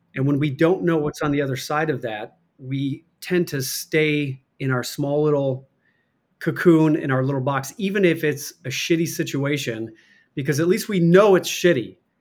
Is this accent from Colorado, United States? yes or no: no; Chicago, Illinois, United States; accent: Chicago; also born or lived in Michigan / Iowa; I was born in Michigan, moved to Chicago, grew up as you know, I was grew up in the the Catholic Church, went to Catholic grade school, grew up a Chicago Bears fan